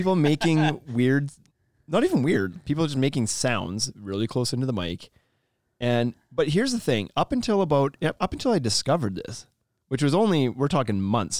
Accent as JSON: {"language": "English", "country": "Canada", "said": "We're from Canada. Everything's just big and spread out here and stuff."}